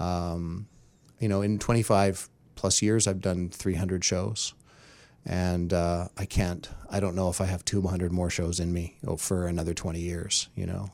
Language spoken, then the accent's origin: English; Terrace, British Columbia, Canada; moved away; I grew up in Terrace, B C, small northern logging town.